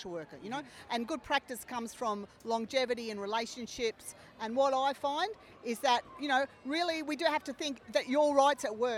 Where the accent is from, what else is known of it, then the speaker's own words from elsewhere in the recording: Brisbane, Queensland, Australia; also born or lived in Cairns; Well, I can't say that because I'm from Cairns. I grew up in Brisbane